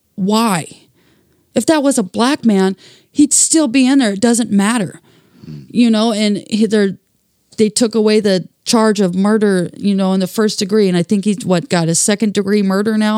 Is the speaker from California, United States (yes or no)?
no; Portland, Oregon, United States; friends that I grew up here with in Saint John's